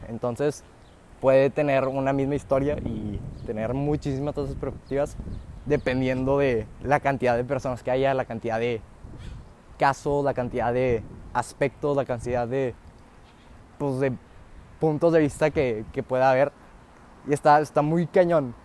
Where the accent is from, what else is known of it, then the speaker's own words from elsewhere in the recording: Mexico; yo puedo nacer aquí como mexicano